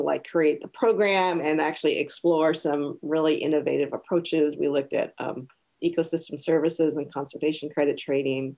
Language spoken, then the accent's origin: English; Portland, Oregon, United States; I was born and raised in Portland. So I'm a first generation mainlander from Hawaii. My parents are from there. So an Oregonian for sure.